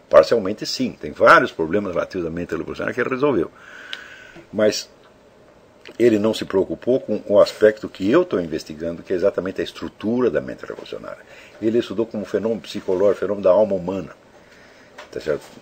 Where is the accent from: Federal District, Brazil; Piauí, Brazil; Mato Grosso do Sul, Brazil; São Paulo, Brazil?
Piauí, Brazil; Teresina; Eu sou de Teresina, capital do Piauí, e vejo que a quase totalidade dos membros da minha cidade se comunica a partir de um conjunto de símbolos linguísticos muito reduzido e empobrecido